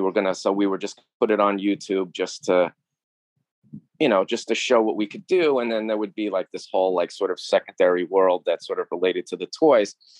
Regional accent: New York City, New York, United States; I grew up in New York in the 70s and 80s

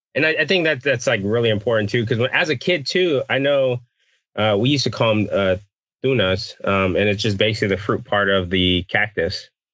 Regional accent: Texas, United States; I'm from Texas. We don't put beans in our chili.

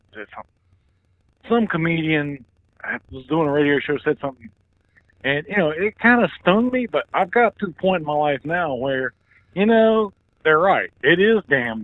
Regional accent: North Carolina, United States; we're from North Carolina

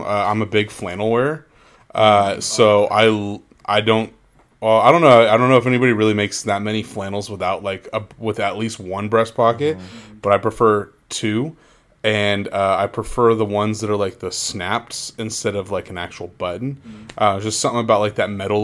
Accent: Anaheim, California, United States; moved away; I just grew up down the street from Disneyland

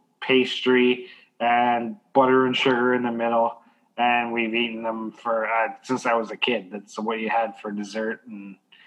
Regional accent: Canada; I'm Canadian.

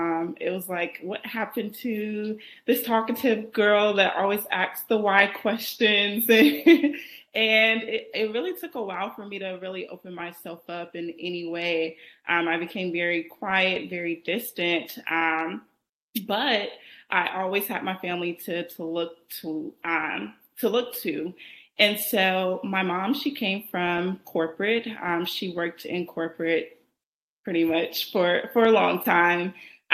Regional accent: Columbus, Georgia, United States; I was born and raised in Columbus, Georgia. Most people don't even know where that is, but it's about 2 hours from Atlanta south.

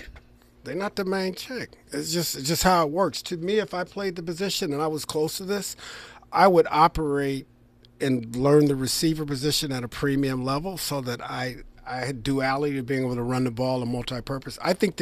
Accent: Trenton, New Jersey, United States; born there; And I was born in Trenton, which is adjacent city.

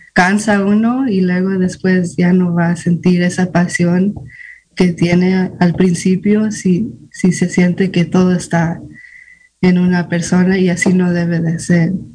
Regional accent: Fort Bragg, California, United States; also born or lived in Guadalajara, Jalisco, Mexico; yo nací en Guadalajara, Jalisco, México, pero me trajeron aquí a Fort Prague, California, cuando tenía 11 meses. Entonces me crecí aquí casi toda mi vida

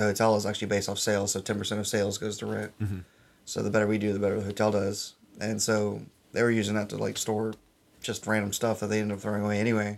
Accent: New Orleans, Louisiana, United States; now in Bryan, United States; I'm from New Orleans

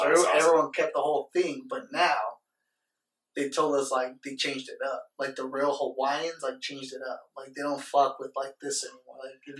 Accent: Las Vegas, Nevada, United States; yo, we're from Vegas.

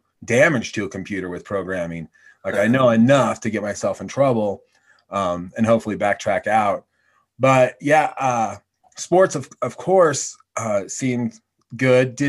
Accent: Oregon, United States; now in Laramie, United States; growing up in Oregon, we didn't have a whole lot of money

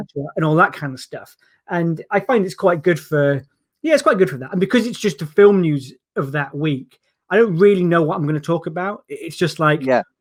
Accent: Yorkshire and the Humber, United Kingdom; moved away as an adult; also born or lived in London; I'm from Yorkshire

